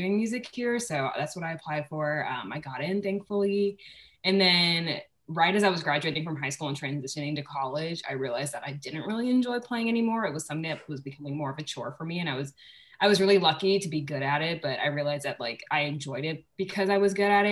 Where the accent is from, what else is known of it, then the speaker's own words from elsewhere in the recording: Charleston, South Carolina, United States; moved away as an adult; I'm from Charleston, South Carolina